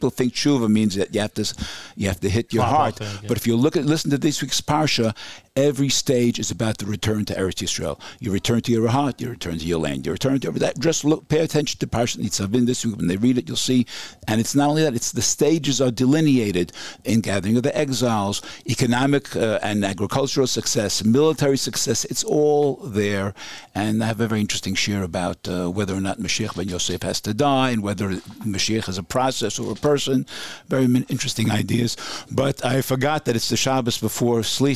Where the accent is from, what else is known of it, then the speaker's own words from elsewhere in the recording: New York City, New York, United States; moved away as an adult; now in Efrat, Israel; I grew up in Borough Park